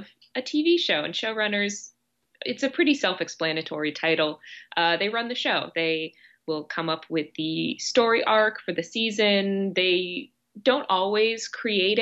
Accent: Silver Spring, Maryland, United States; moved away as an adult; also born or lived in Chicago, United States; now in Los Angeles, United States; I was born in Silver Spring, Maryland, which is just outside of Washington, DC

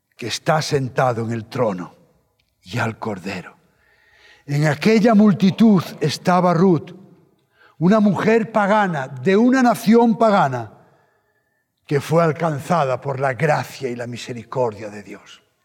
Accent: Spain

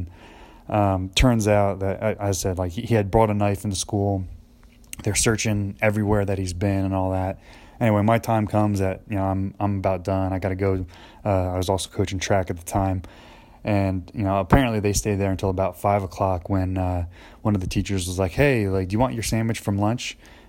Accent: New Jersey, United States; now in McKenzie, United States; You know, I'm moving from New Jersey, where there's, you know, 4 malls within 15 minutes of me, and, you know, out in McKenzie, there's not a whole lot.

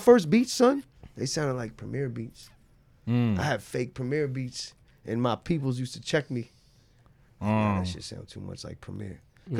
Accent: Beverly Hills, California, United States; I grew up in L.A., man.

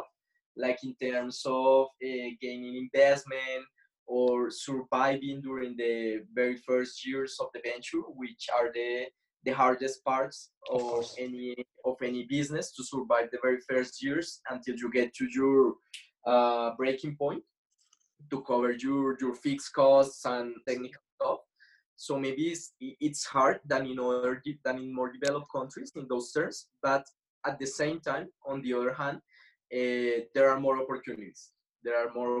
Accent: Bogota, Bogotá Capital District, Colombia; I'm from Bogota

